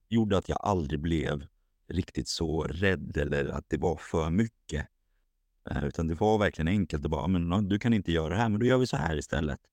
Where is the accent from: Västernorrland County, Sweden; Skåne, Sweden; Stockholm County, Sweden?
Stockholm County, Sweden; Haninge; now in Sundbyberg, Sweden; född och uppvuxen i Stockholm, i Haninge